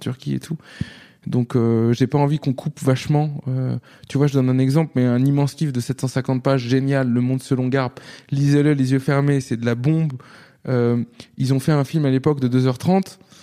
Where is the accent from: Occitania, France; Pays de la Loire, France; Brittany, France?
Pays de la Loire, France; Nantes; moved away as an adult; also born or lived in London, United Kingdom; now in Paris, France; quand j'ai grandi à Nantes